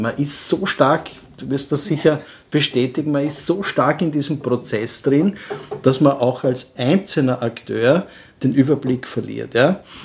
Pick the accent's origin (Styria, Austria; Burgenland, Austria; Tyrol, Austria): Burgenland, Austria; bei uns im Burgenland